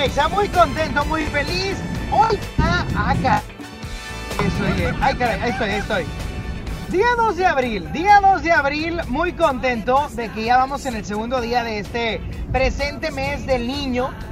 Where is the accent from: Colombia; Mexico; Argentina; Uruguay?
Mexico; Monterrey, Nuevo León; Lo traemos en nuestro ADN como mexicanos, como regiomontanos